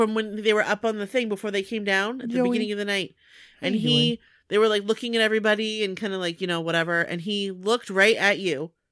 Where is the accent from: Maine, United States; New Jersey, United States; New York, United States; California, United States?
Maine, United States; we're from Maine